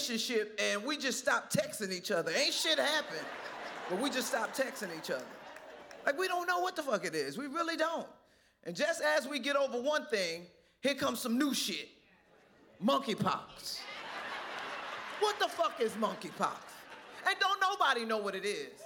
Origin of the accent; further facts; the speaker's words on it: Trenton, New Jersey, United States; I'm from Trenton, New Jersey. And when we were growing up in New Jersey